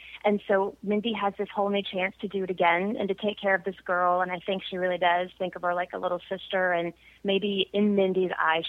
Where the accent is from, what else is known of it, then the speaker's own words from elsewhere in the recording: Arlington, Texas, United States; I'm from Arlington, Texas, and it's not a terribly small town at all, but it is very ridden by high school football and high school sports